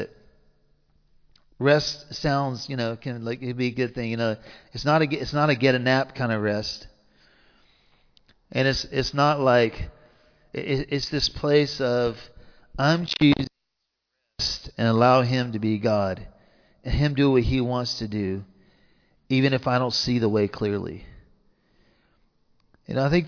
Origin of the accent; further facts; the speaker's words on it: the South, United States; accent: southern; my southern accent